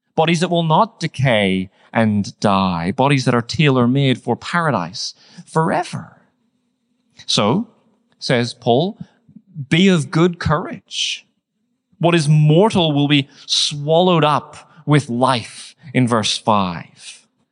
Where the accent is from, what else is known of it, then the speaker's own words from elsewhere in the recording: Northern Ireland, United Kingdom; moved away; I grew up in Northern Ireland